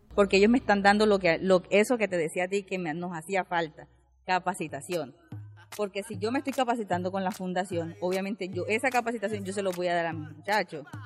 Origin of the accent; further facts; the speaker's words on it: San Pedro de Urabá, Antioquia, Colombia; soy del municipio de San Pedro de Urabá